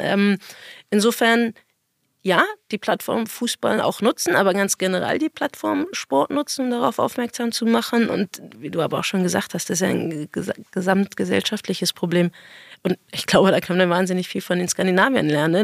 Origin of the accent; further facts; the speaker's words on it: Berlin, Germany; Ich bin Berliner, habe jahrelang irgendwie in Berlin gespielt